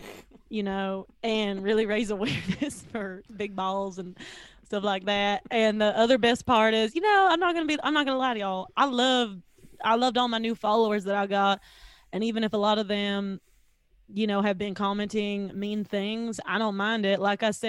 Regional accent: the South, United States; Because I'm from the South, right?

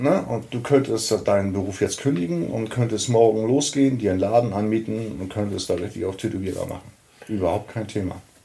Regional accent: Hamburg, Germany; hier in Hamburg, da wo ich herkomme

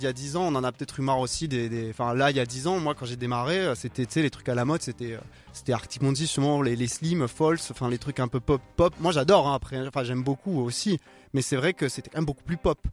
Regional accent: France; first language French; En tant que français, j'ai écrit anglais pendant longtemps

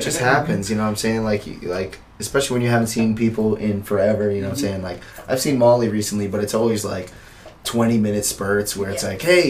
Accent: Philippines; I'm Filipino. It's neither here nor there.

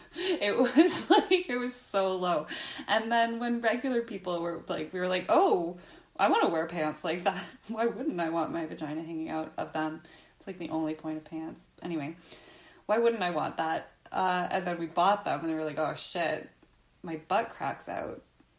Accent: Canada; As a Canadian, I've never heard any Canadian claim Jenny Jones as one of our own

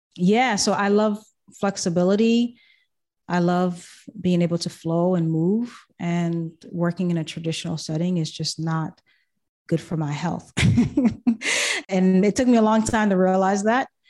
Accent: Boston, Massachusetts, United States; also born or lived in Haiti / Thailand / Japan; I was born and I was there until I was five years old, and that's when I came to the States. Grew up in Boston

